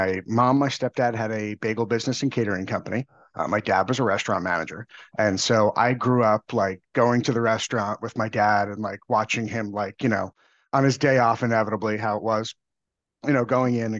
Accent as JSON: {"language": "English", "area": "Long Island", "region": "New York", "country": "United States", "tie": "born or raised there", "said": "I grew up on Long Island in New York"}